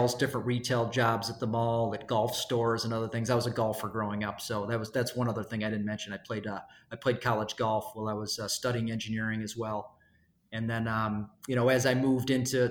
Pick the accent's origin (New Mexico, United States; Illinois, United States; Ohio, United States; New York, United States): New York, United States; Syracuse; Born and raised in Syracuse, New York